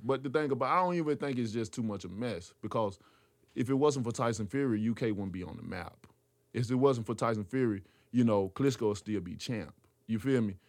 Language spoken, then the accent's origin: English; Tuscaloosa, Alabama, United States; I'm from Tuscaloosa, Alabama, so we all about football and basketball